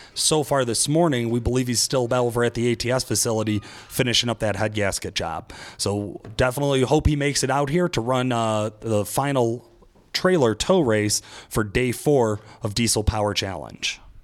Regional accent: Severance, Colorado, United States; I'm from Severance, Colorado

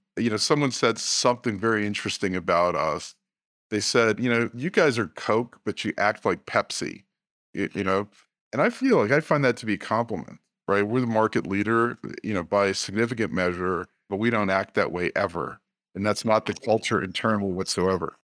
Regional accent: Washington, District of Columbia, United States; I was born in the Washington, D C area.

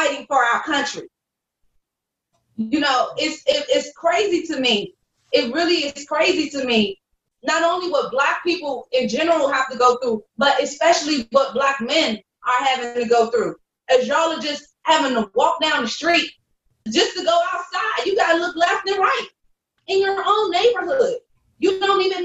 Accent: South Carolina, United States; We got a saying in my family, don't take the gun off the shelf unless you plan to use it. Because we're from South Carolina.

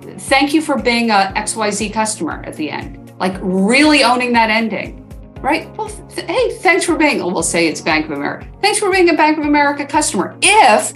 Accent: East Coast, United States; also born or lived in Seattle; now in Portland, United States; I'm from the East Coast originally, but I've been in Seattle and Portland now for a very long time.

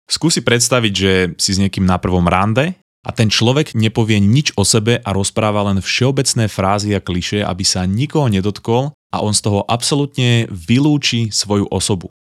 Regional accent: Slovakia; moved away as an adult; now in Vancouver, Canada; som v skutočnosti zo Slovenska

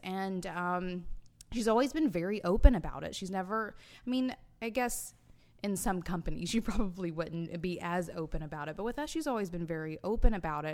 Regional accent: Alabama, United States; I was born in July, so it was hot as hell 'cause we're in, in Alabama

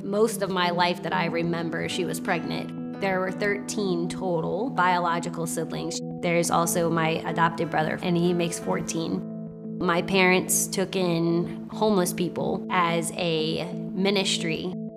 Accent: Williamsburg, Virginia, United States; born in Williamsburg, Virginia

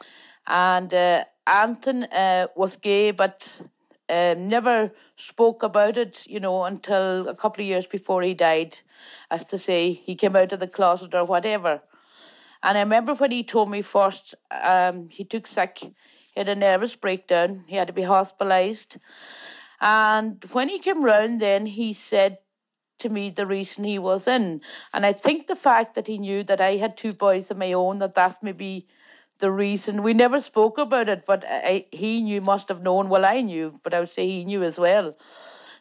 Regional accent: Falcarragh, Ulster, Ireland; born or raised there; first language Irish; English is a second language; also born or lived in the island (Donegal)

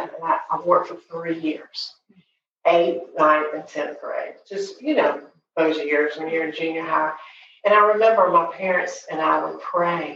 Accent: Montgomery, Alabama, United States; I grew up in Montgomery

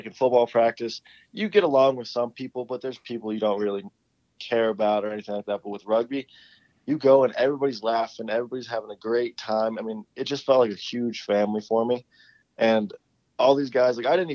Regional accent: Louisville, Colorado, United States; also born or lived in Erie, Colorado; I'm from Erie, Colorado, so it's just like 10 minutes outside of Boulder. And then my majority of my life I've spent in Louisville, Colorado. That's where I went to school and everything like that.

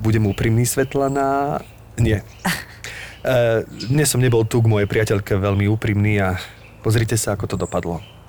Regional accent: Zlaté Moravce, Nitra Region, Slovakia; also born or lived in Topoľčany; som zo Zlatých Moraviec, takisto z Nitrianského kraja

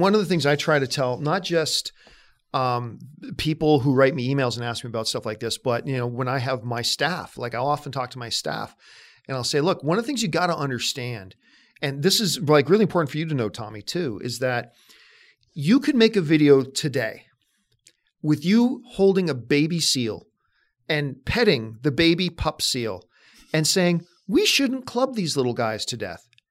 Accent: Canada; moved away as an adult; now in Los Angeles, United States; I'm from Canada

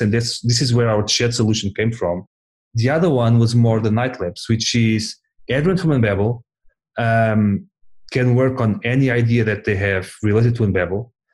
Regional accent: Portugal; we're all from Portugal

